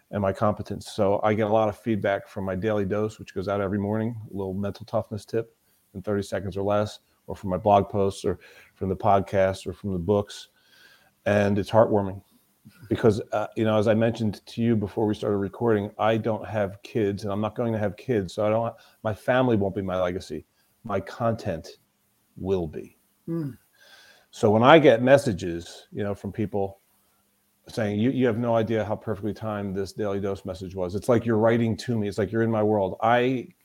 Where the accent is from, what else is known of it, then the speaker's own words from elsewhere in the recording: Florida, United States; I was born in the southeast. I was born in Florida